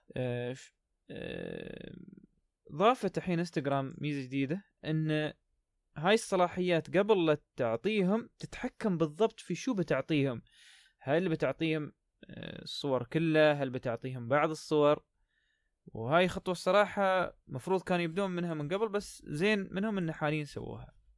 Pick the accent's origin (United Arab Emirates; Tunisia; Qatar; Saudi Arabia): United Arab Emirates; عندنا في الإمارات